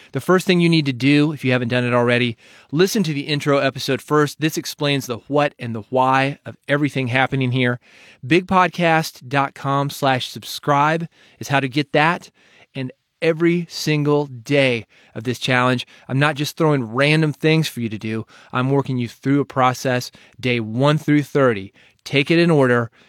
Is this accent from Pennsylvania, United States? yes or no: no; Nashville, Tennessee, United States; I'm from Nashville